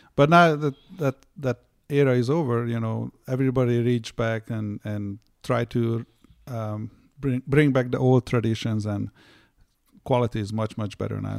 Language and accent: English; Hungary; now in United States; I grew up in Hungary